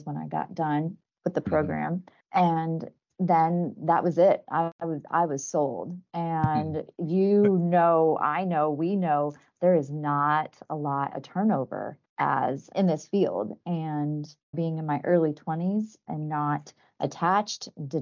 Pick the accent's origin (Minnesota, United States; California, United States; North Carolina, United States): California, United States; San Diego; moved away as an adult; also born or lived in New York City; now in Ohio, United States; I am from San Diego, California